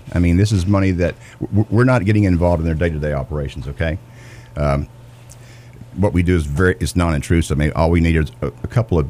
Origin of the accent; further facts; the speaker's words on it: Northeast Arkansas, United States; now in Georgia, United States; Northeast Arkansas, Martree, Arkansas.